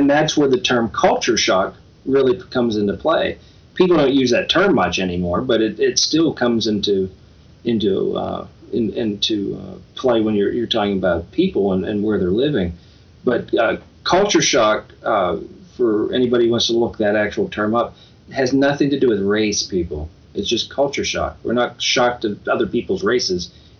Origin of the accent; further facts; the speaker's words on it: Pittsburgh, Pennsylvania, United States; I was born and raised in Pennsylvania, so everything very, very fast paced, very, very fast paced.